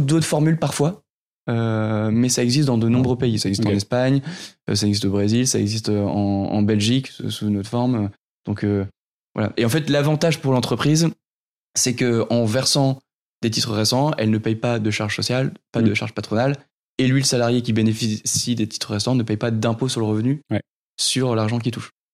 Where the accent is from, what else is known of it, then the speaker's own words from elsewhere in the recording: Nord, near Lille, Hauts-de-France, France; je suis issu de, du Nord, pas très loin de, de Lille où j'ai grandi